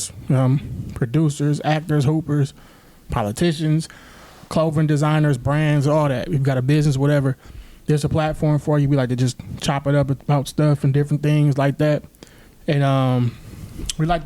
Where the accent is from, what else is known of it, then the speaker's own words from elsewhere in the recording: Milwaukee, Wisconsin, United States; Growing up in Milwaukee, it could definitely be tough